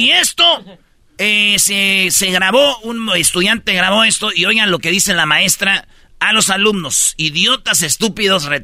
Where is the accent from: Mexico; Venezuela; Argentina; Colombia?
Mexico; Jiquilpan, Michoacán; Una vez la maestra, eh, cuando yo estaba en Jiquilpan, Michoacán, ahí donde yo nací, que ya me están haciendo este, una, estatua ahí, maestro.